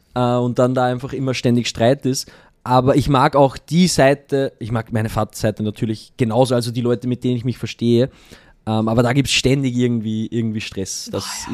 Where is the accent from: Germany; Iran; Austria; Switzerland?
Austria; Allerheiligen; moved away; mein Weihnachten mit meiner Mama in Allerheiligen, da wo ich aufgewachsen bin